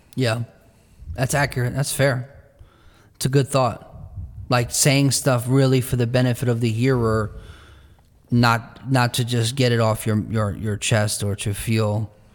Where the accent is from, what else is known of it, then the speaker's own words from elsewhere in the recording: New Jersey, United States; in our culture where we're from in New Jersey, the pace of life and the cost of living is high and fast.